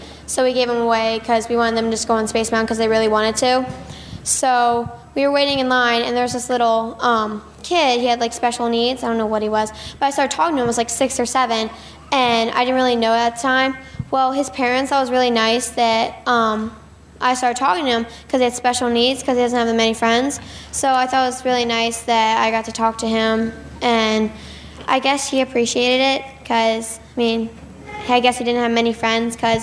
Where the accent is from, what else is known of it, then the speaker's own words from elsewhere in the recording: Maryland, United States; I'm from Maryland